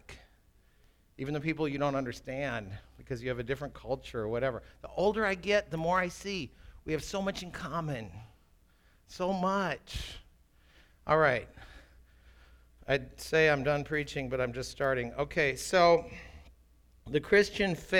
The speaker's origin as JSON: {"language": "English", "town": "Minneapolis", "region": "Minnesota", "country": "United States", "tie": "born or raised there", "also_born_or_lived": "England", "said": "I grew up in Minneapolis"}